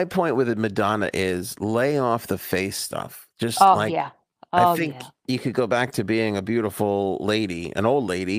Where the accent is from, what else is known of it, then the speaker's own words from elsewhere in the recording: Queens, New York, United States; Cuddles and I were joking that we never had this shit when we were growing up in Queens.